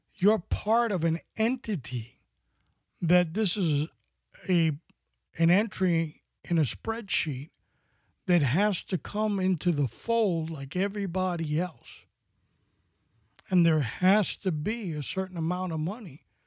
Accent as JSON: {"language": "English", "town": "New York City", "region": "New York", "country": "United States", "tie": "born or raised there", "said": "When I was growing up in New York City"}